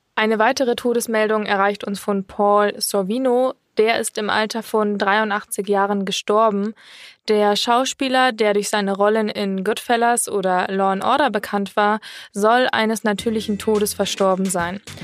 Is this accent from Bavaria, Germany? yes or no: yes; Munich, Bavaria, Germany; wir kommen ja auch aus München